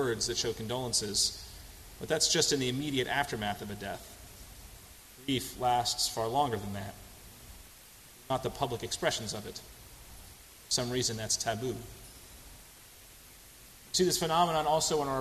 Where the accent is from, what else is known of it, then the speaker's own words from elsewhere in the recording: New England, United States; now in Houston, United States; I come from New England